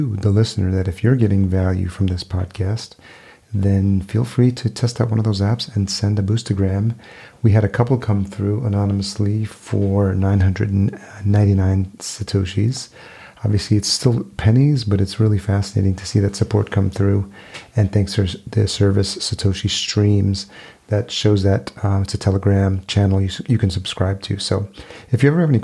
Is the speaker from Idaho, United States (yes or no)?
no; New York, United States; moved away as an adult; also born or lived in Los Angeles; now in Minneapolis, United States; I grew up in New York, but I did spend 4 years in LA prior to moving to Minneapolis